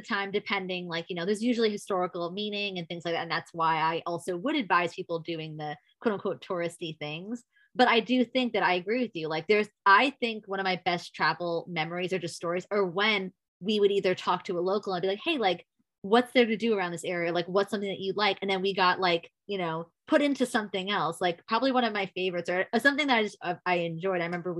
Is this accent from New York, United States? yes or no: yes; New York, United States; But I'm from New York. Unfortunately, I love New York.